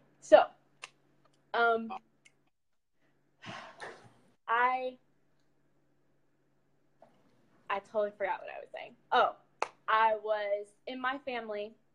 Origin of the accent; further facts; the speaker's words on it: Ohio, United States; moved away as an adult; now in Michigan, United States; Born and raised in Ohio, now live in Michigan with my mom.